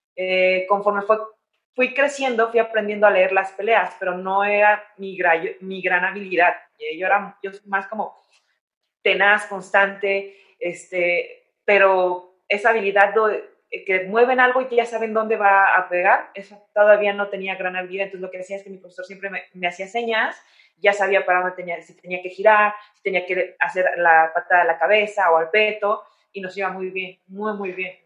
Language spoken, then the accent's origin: Spanish; San Luis de la Paz, Guanajuato, Mexico; moved away as an adult; also born or lived in Querétaro / Chicago / Spain; now in Mexico City, Mexico; yo soy originaria de San Luis de la Paz, Guanajuato